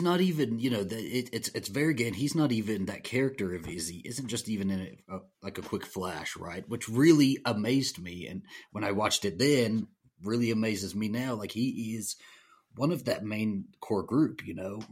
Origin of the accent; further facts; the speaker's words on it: the South, United States; I, I, I'm, I'm from the South.